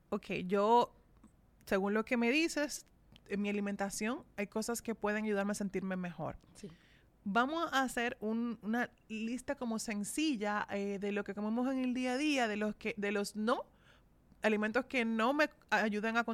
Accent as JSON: {"language": "Spanish", "country": "Dominican Republic", "said": "somos dominicanos"}